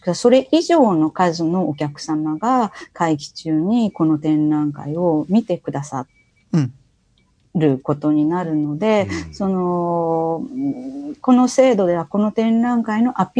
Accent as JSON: {"language": "Japanese", "region": "Kansai", "country": "Japan", "said": "関西の出身なので、阪神・淡路の大震災も記憶にあるわけなので"}